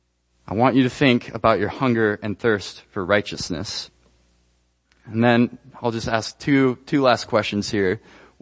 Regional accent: Ecuador; moved away as an adult; I was born and raised in Ecuador. I spent 18 years there

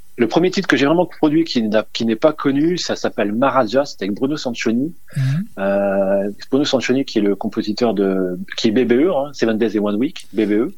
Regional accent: Dunkirk, Hauts-de-France, France; je suis né à Dunkerque, tout à fait, euh, originaire du Nord, à côté de la Belgique

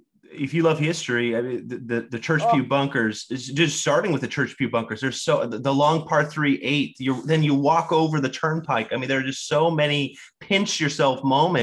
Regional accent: Sacramento, California, United States; I grew up in Sacramento, California, small town, right?

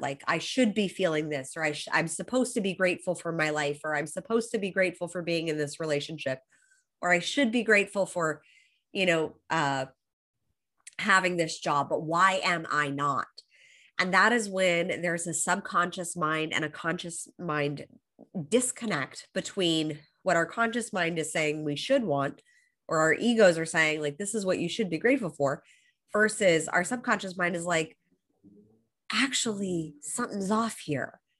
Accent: Los Angeles, California, United States; moved away as an adult; now in Australia; I was born and raised in Los Angeles

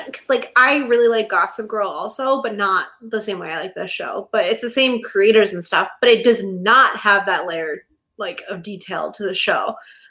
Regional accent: Texas, United States; I grew up in Texas.

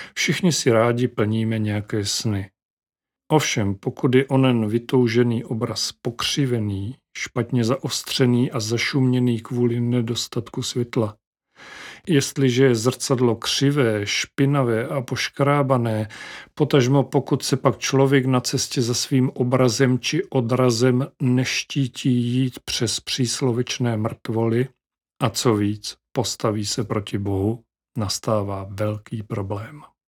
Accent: Moravia, Czechia; jak říkáme u nás na Moravě

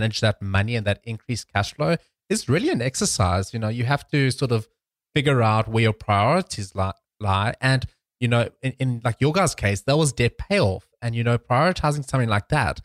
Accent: South Africa; moved away as an adult; I was from South Africa

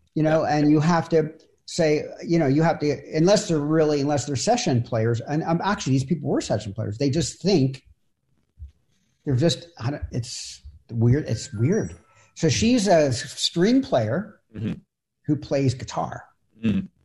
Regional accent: Philadelphia, Pennsylvania, United States; I'm from Philadelphia

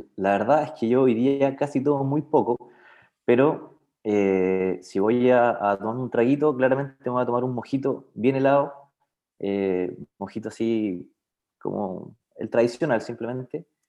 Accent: Los Ángeles, Biobío, Chile; moved away as an adult; now in Concepción, Chile; oriundo de Los Ángeles

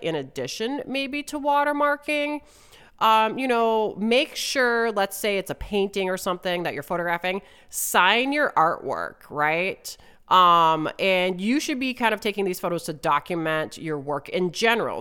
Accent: Wisconsin, United States; moved away as an adult; also born or lived in West Coast, United States; my home state of Wisconsin

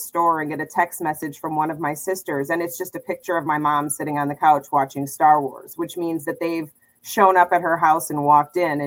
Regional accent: Milwaukee, Wisconsin, United States; now in Minnesota, United States; I grew up in Milwaukee, Wisconsin. I live in Minnesota now, but I grew up in Milwaukee.

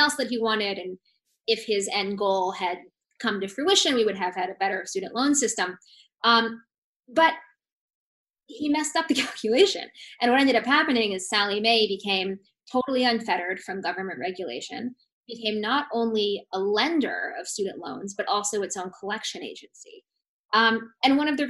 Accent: Seattle, Washington, United States; I grew up in Seattle with liberal boomer parents

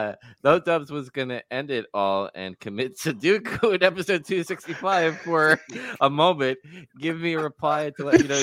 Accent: Singapore; Not sure if you know, but I'm from Singapore.

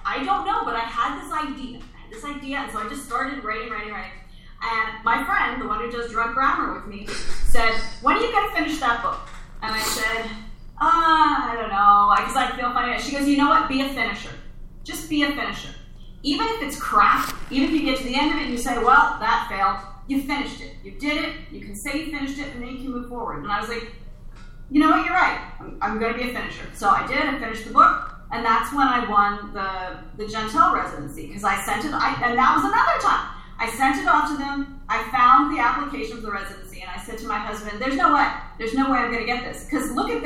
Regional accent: Pennsylvania Dutch country, United States; now in Los Angeles, United States; I grew up out in Pennsylvania, Dutch country

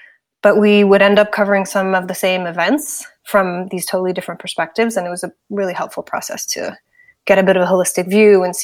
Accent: Washington, District of Columbia, United States; moved away as an adult; also born or lived in Switzerland / London / Toronto / Singapore; now in San Francisco, United States; I grew up in Washington, D.C.

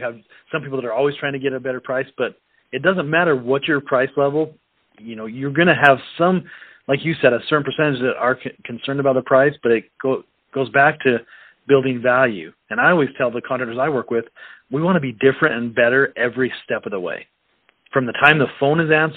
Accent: Utah, United States; I grew up in Utah

